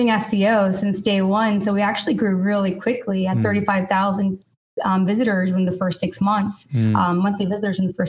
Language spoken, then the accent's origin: English; Los Angeles, California, United States; I'm from Los Angeles originally